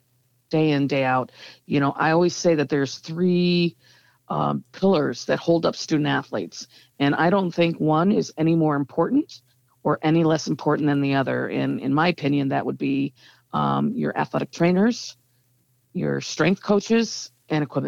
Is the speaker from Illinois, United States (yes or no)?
yes; Evanston, Illinois, United States; I've never not lived in or worked in Evanston every single day of my life. Born and raised.